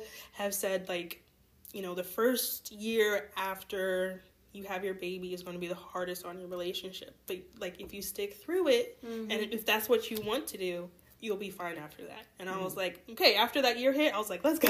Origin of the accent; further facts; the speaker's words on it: Colorado, United States; also born or lived in Germany; I was born in Germany, grew up in Colorado